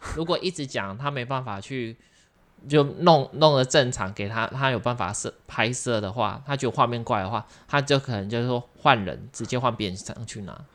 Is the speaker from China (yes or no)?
no; southern Taiwan, Taiwan; moved away; 我是南部人，然后我就会回家